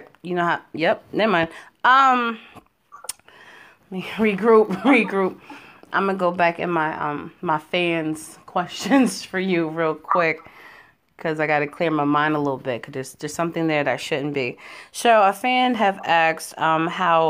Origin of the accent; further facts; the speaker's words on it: Connecticut, United States; now in Indiana, United States; I'm originally from the East Coast, the tri-state. I'm from Connecticut. And right now, I'm in Indiana.